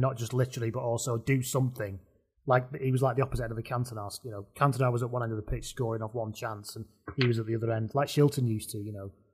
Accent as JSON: {"language": "English", "region": "the north of England", "country": "United Kingdom", "said": "I'm an on brand Northerner"}